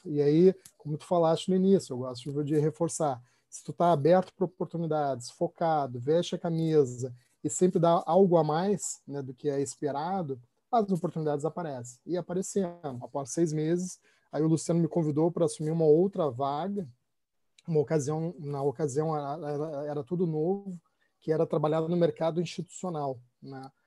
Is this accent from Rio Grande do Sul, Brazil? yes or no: yes; Rio Grande do Sul, Brazil; eu sou gaúcho